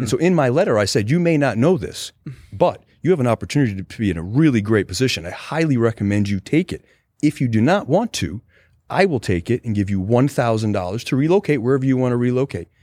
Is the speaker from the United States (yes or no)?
yes; Rhode Island, United States; So I was born in Rhode Island.